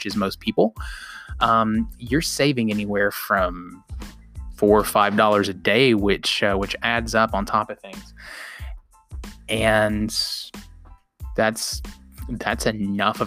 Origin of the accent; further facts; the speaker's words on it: outside of Chattanooga and Cleveland, the South, Tennessee, United States; I grew up in the South. I grew up in Chattanooga. Well, outside of Chattanooga and Cleveland